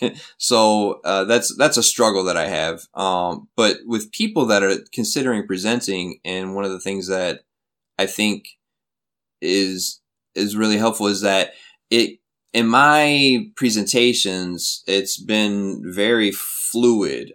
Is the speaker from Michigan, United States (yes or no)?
yes; Flint, Michigan, United States; moved away as an adult; now in South Korea; my hometown, from Flint